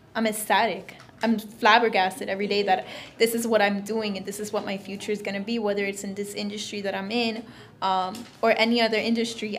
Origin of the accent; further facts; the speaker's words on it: Florida, United States; I'm originally from Florida